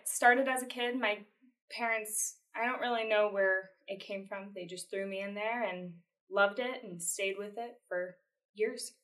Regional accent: El Cajon, California, United States; also born or lived in Point Loma, San Diego; we moved to Fletcher Hills, El Cajon, and that's where they are today. And I'm out in El Cajon now.

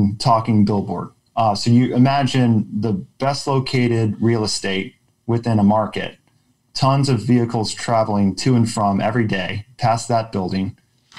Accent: Austin, Texas, United States; I grew up in Austin

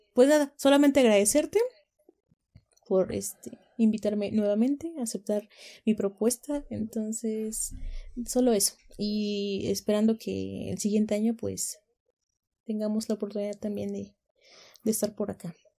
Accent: Mexico; tenemos una identidad como mexicanos

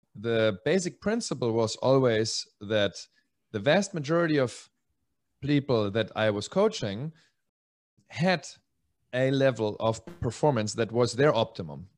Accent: Germany; moved away; also born or lived in Czech Republic / Spain; originally Czech. I grew up in Germany and then in Spain

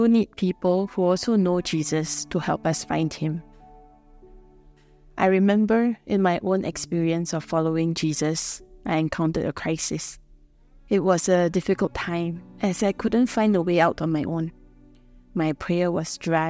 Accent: Singapore; I'm a missionary from Singapore

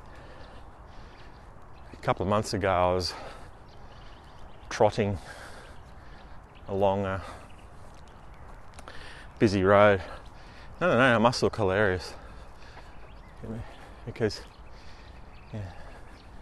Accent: Queensland, Australia; I live in Queensland, Australia, our capital city, which I live a fair distance from because it's a big state

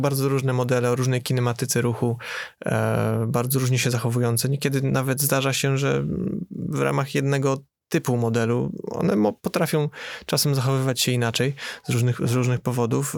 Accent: Poznań, Greater Poland, Poland; u nas w Poznaniu

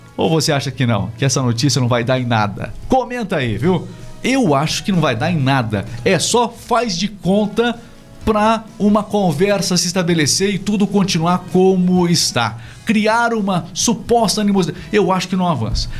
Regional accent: Brazil; eu também sou brasileiro

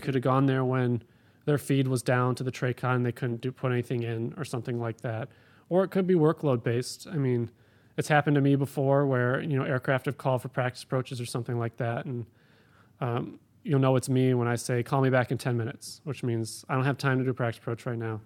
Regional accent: Cleveland, Ohio, United States; also born or lived in Florida; now in Bakersfield, United States; I grew up in Cleveland, went to school in Florida

